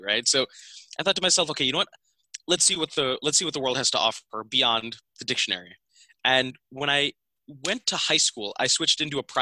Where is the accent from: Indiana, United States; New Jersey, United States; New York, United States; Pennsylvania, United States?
Pennsylvania, United States; Philadelphia; I grew up here and I spent basically from first grade all the way up until I went to college right here in Pennsylvania.